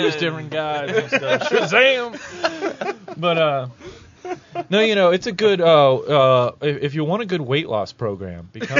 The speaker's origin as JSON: {"language": "English", "region": "Ohio", "country": "United States", "said": "I'm from Ohio, so Tecumseh is like everybody knows who Tecumseh is."}